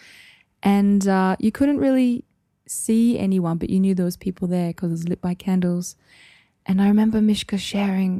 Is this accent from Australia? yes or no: yes; Townsville, Queensland, Australia; I'm from Townsville.